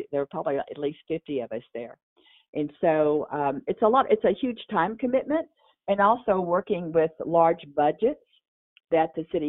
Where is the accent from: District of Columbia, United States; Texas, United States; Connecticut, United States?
Texas, United States; moved away as an adult; now in Durango, United States; I talk funny, okay? So I grew up in Texas. I came to ski in Colorado, and I never went home.